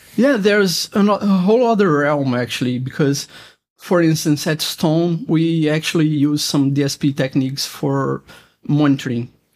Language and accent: English; Brazil; I'm from Brazil